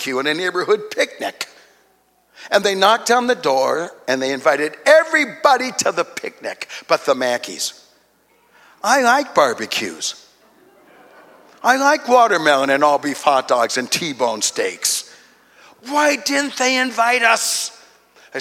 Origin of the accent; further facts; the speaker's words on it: Duluth, Minnesota, United States; I was born in Duluth, Minnesota